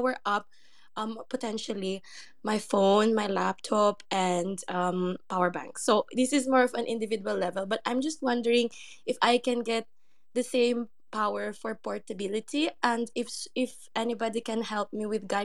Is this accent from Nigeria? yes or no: no; Philippines; moved away; I'm from the Philippines